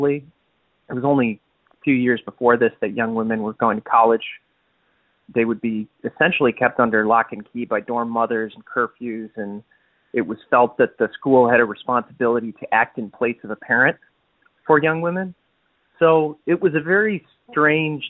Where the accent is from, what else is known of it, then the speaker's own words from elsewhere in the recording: Detroit, Michigan, United States; I'm a filmmaker from Detroit.